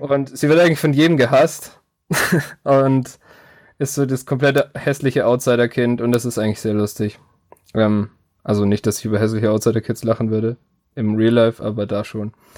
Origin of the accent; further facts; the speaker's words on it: Germany; als Deutscher